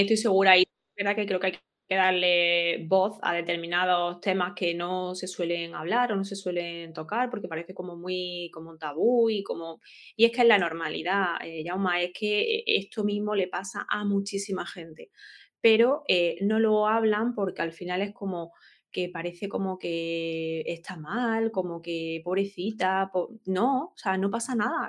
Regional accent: Granada, Andalusia, Spain; yo soy de Granada

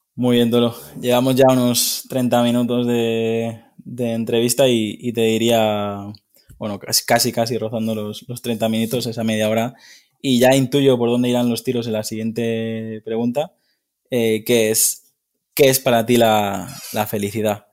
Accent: Mallorca, Balearic Islands, Spain; yo soy mallorquín

